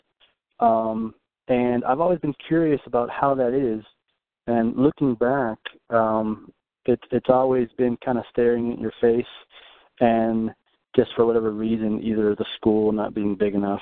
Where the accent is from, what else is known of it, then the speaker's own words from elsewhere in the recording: Dallas, Texas, United States; I'm from Dallas, Texas